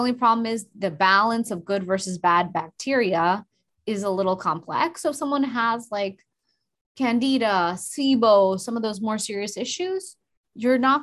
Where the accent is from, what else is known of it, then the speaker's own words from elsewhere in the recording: India; I'm Indian